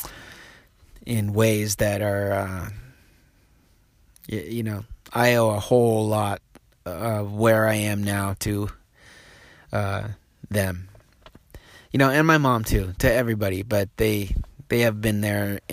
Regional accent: Reedsport, Oregon, United States; also born or lived in Apache Junction, Arizona / Boise, Idaho; now in Portland, United States; I grew up in Reed's Port, Oregon, which is a little logging community down on the coast, about 5,000 people

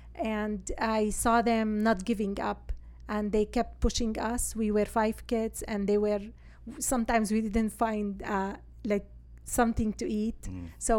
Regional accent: Syria; moved away; I'm from Syria originally.

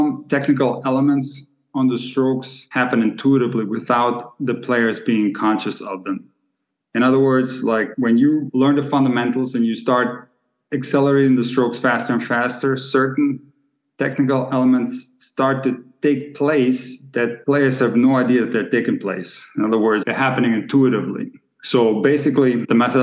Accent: Split, Split-Dalmatia County, Croatia; moved away; also born or lived in Germany / Rockford, Illinois / Hawaii; We're from Split, Croatia, a city that has produced a lot of great players

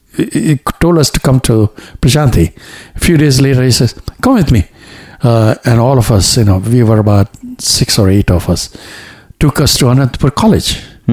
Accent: Kampala, Central Region, Uganda; born there; also born or lived in India; Incidentally, I was born in East Africa, in Kampala, in Uganda. So that time Uganda was still under British territory.

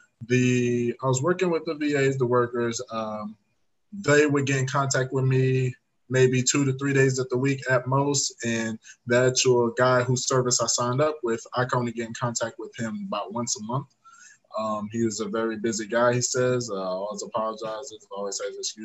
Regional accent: Atlanta, Georgia, United States; from Atlanta, Georgia

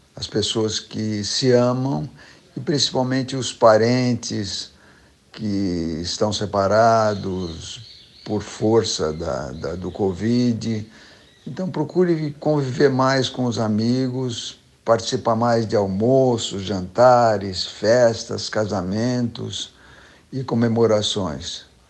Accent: Osasco, São Paulo, Brazil; Tanto o Boni como o Guga, como eu, nascemos em Osasco na mesma cama, da mesma parteira.

